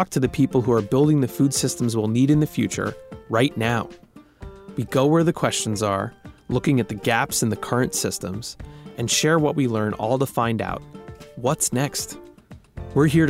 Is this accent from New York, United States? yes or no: yes; Bethpage, New York, United States; now in Oakland, United States; I grew up on Long Island, New York, in a town called Bethpage